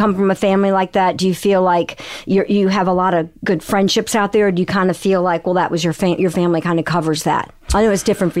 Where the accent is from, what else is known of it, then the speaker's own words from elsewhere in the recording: Raleigh, North Carolina, United States; also born or lived in Endicott, New York; I was born in upstate New York near Endicott. And when IBM moved to the South, because my father worked for IBM, that's when we moved to Raleigh, North Carolina. And so I was like three. So I was raised in North Carolina.